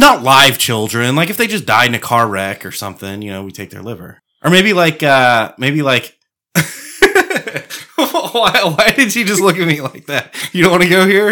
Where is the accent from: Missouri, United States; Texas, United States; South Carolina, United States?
Texas, United States; Apache Shores; I grew up in the hood, dude. I grew up in Apache Shores